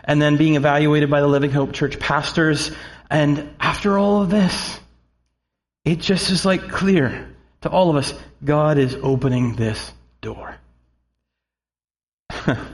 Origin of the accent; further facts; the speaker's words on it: Snyder County, Pennsylvania, United States; also born or lived in Harrisburg, Pennsylvania; now in Mechanicsburg, United States; I was born in Harrisburg and lived in Mechanicsburg for a couple of months before my family moved back up into Snyder County